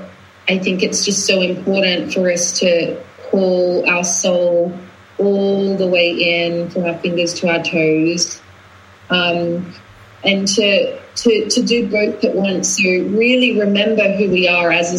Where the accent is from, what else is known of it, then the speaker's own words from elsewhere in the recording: Australia; moved away as an adult; also born or lived in London; now in Glastonbury, United Kingdom; when I grew up in Australia, I was very Australian. Then I went traveling, and then I moved to London, and London had its way with me, and I became a hybrid of the two. And then now I live in Glastonbury